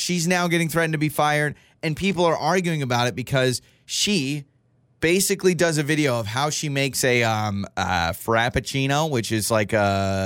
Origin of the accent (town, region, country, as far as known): Troy, United States; born or raised there; moved away